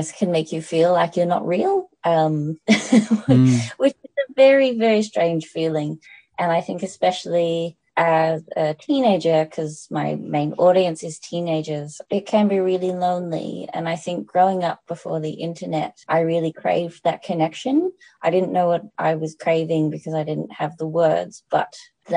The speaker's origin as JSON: {"language": "English", "area": "the Dandenongs", "region": "Victoria", "country": "Australia", "tie": "born or raised there", "said": "I grew up in the Dandenongs, which is Wurundjeri land"}